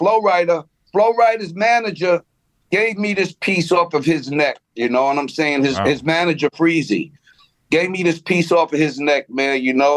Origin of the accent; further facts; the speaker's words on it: Roosevelt, New York, United States; I grew up in Roosevelt